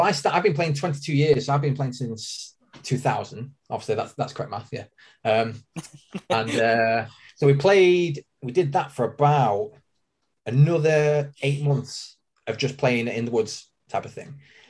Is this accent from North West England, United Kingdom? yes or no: yes; Manchester, North West England, United Kingdom; From Manchester. I work at Planet Eclipse in Manchester, and I've been working there for nearly 17 years now.